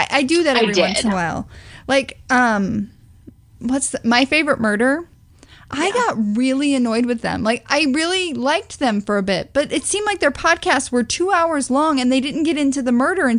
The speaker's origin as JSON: {"language": "English", "region": "Missouri", "country": "United States", "said": "because it's my home state."}